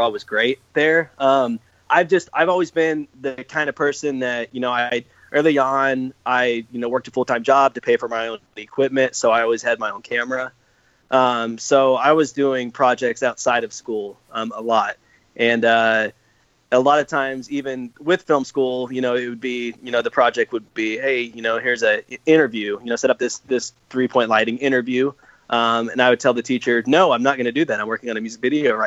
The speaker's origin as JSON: {"language": "English", "town": "Amarillo", "region": "Texas", "country": "United States", "tie": "born or raised there", "moved": "as an adult", "said": "Born and bred in Amarillo."}